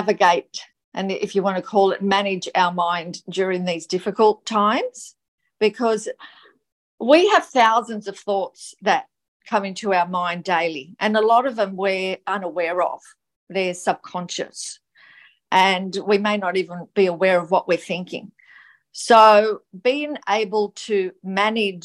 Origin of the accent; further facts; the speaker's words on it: Gold Coast, Queensland, Australia; I'm from the Gold Coast, Queensland, Australia